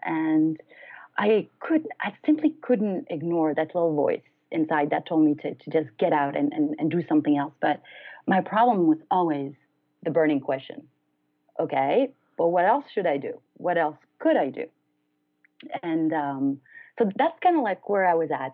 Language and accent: English; France; moved away as an adult; also born or lived in United States; I'm originally from France, so I decided to leave the U.S. and go back to France.